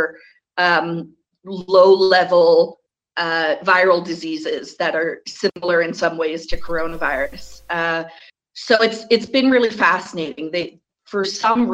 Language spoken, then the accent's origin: English; Connecticut, United States; I'm coming from Connecticut, which is in kind of a funny position